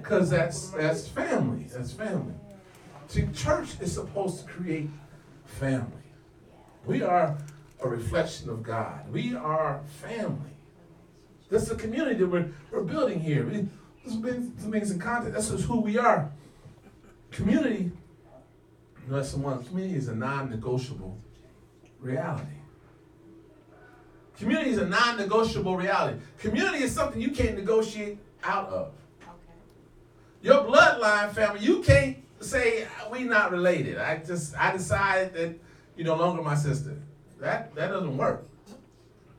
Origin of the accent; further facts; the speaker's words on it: Santa Monica, California, United States; I grew up in Santa Monica near the beach